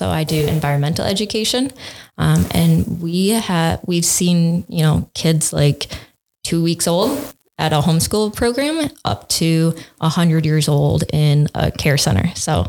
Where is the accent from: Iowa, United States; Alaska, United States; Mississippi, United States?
Iowa, United States; Clayton County; moved away as an adult; now in Dubuque, United States; I'm not originally from Dubuque, so it was cool to see something come along. I'm originally from up in Guerneville, which is about 600 people, just an hour north of here. So very small compared to Dubuque County. Grew up on a dairy farm, like 500 acres.